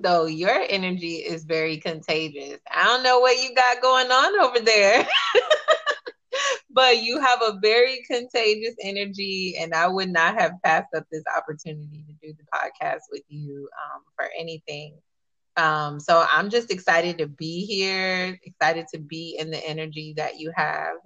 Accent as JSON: {"language": "English", "town": "Miami", "region": "Florida", "country": "United States", "said": "I'm from Miami."}